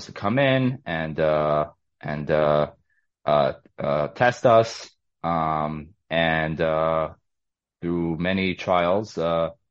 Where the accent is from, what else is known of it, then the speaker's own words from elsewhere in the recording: New York City, New York, United States; I was born and raised in Brooklyn, New York.